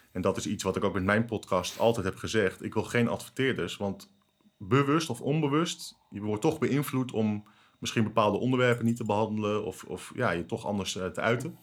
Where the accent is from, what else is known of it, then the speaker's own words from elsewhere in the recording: Netherlands; ik voel me Nederlander